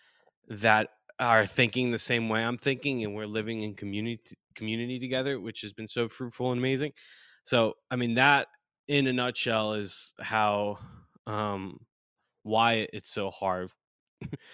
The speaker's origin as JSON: {"language": "English", "area": "Long Island", "region": "New York", "country": "United States", "tie": "born or raised there", "also_born_or_lived": "North Carolina", "moved": "as an adult", "said": "growing up in New York, Long Island, New York, not the city"}